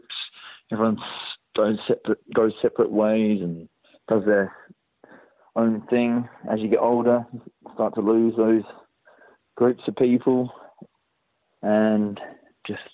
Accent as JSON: {"language": "English", "town": "Perth", "region": "Western Australia", "country": "Australia", "tie": "born or raised there", "also_born_or_lived": "Portsmouth, England"}